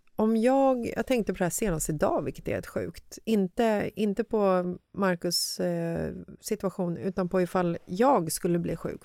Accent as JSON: {"language": "Swedish", "town": "Stockholm", "region": "Stockholm County", "country": "Sweden", "tie": "born or raised there", "said": "Jag är uppvuxen i Bagarmossen"}